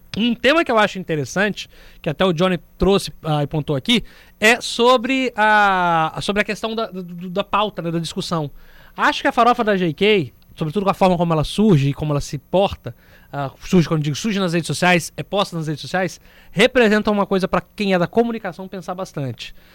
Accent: Brazil; nós, como brasileiros

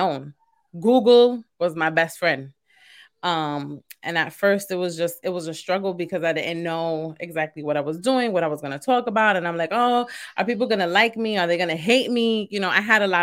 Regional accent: New York City, New York, United States; also born or lived in Queens, New York; I was born and raised in East New York, and then I currently live in Queens

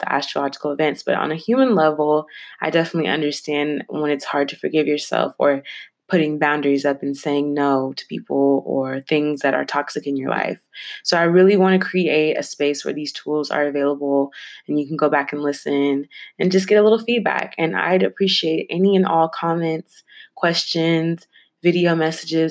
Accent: Bay Area, California, United States; I was born and raised in the Bay Area, so California is my home.

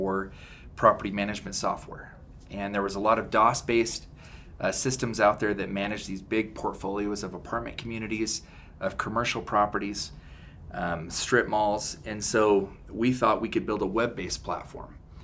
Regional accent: Pueblo, Colorado, United States; also born or lived in Billings, Montana; I grew up in Pueblo, Colorado, and my dad moved me to Billings, Montana when I was six. My parents split, so I moved back to Colorado and then just visited my dad every summer in Montana.

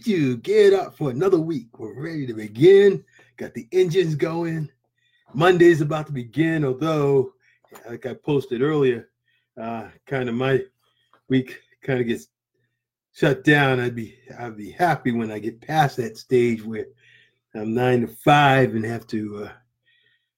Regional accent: New England, United States; I'm from New England.

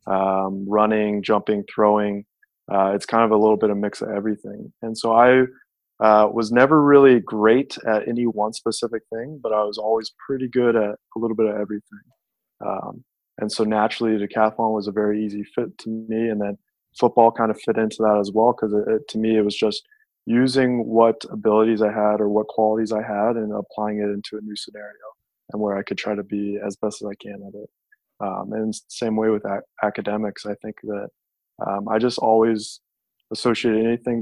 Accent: Las Vegas, Nevada, United States; moved away; I'm from Las Vegas

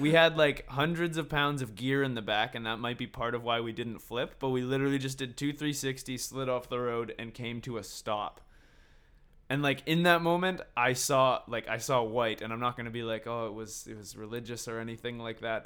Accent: Victoria and Vancouver, British Columbia, Canada; And we're all from Victoria and Vancouver.

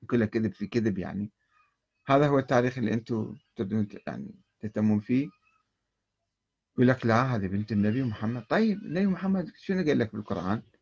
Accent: Karbala, Karbala Governorate, Iraq; moved away as an adult; أنا عشت في كربلاء ولدت في كربلاء وعشت في كربلاء 20 عاما تقريبا وكنت أحضر مجالس الخطباء والعلماء أيضا وكانت أحاديثهم في الستينات يعني أنا وعيت في الستينات وخرجت في بدايات السبعينات

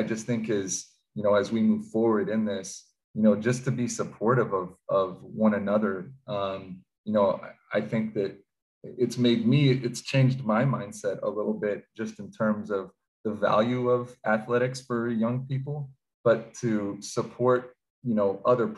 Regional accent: Pacific Northwest, United States; growing up in the Pacific Northwest

